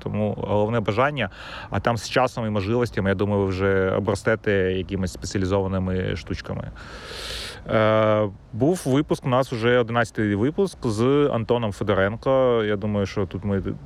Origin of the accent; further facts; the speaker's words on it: Kyiv, Ukraine; moved away; я сам з Троєщини